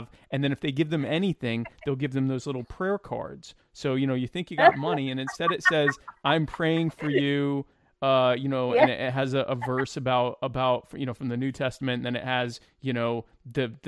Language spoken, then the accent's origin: English; Deep South, United States; now in Myrtle Beach, South Carolina, United States; I grew up in the Deep South. I'm in Myrtle Beach area of South Carolina